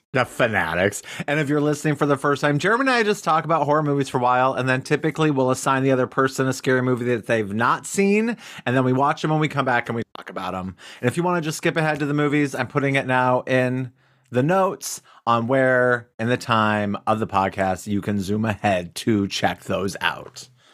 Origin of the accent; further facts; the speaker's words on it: Cody, Wyoming, United States; in Wyoming, especially my hometown